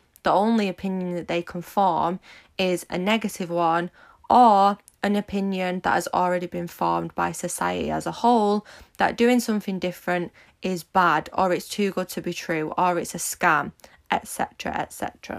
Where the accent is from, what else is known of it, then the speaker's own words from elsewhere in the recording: Manchester, North West England, United Kingdom; Build Your Dreams podcast with me … If you don't know me, I'm 24 from Manchester in the UK, and I am a social media entrepreneur